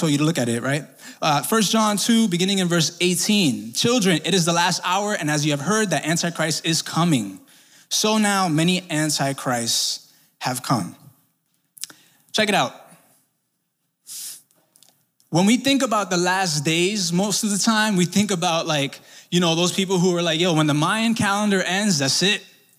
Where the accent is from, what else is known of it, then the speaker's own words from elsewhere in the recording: Brooklyn, New York, United States; See, I grew up in Sunset Park, Brooklyn. Shout out to Sunset for everybody here.